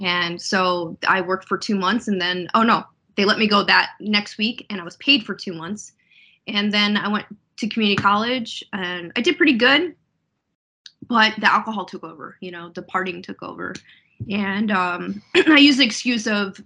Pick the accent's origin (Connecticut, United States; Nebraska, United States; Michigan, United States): Connecticut, United States; Enfield; moved away as an adult; also born or lived in Florida; now in Virginia, United States; my hometown of Enfield